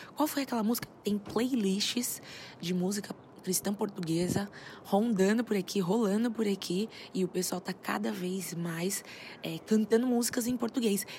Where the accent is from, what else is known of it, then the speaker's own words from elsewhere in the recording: Brazil; moved away; eu sou brasileiro